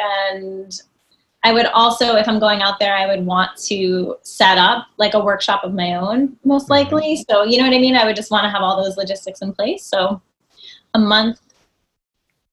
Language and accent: English; New Jersey, United States; I grew up in New Jersey and I'm taking ballet classes in the city